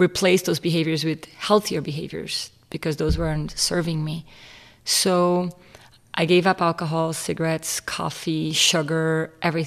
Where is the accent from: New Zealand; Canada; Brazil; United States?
Brazil; Rio Grande do Sul; I was raised in Brazil in a Catholic family